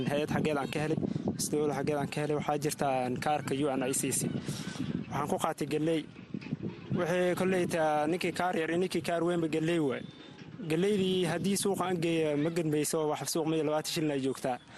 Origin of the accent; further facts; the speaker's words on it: Somalia; moved away as an adult; waxaan ka imaaday soomaaliya bu aale eh, waxaan imaaday bisha sagaalaad